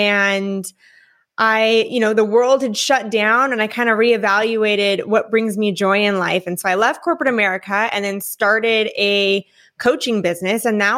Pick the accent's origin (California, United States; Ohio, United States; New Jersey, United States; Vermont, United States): California, United States; Newport Beach; moved away as an adult; also born or lived in Enterprise, Alabama; now in Florida, United States; I'm originally from California. And then after spending a majority of my upbringing in Newport Beach, California, I moved and did about a year and a half in a very small town called Enterprise, Alabama.